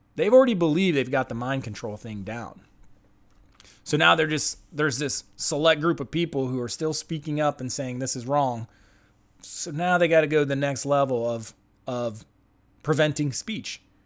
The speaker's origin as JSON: {"language": "English", "country": "United States", "said": "I'm an American"}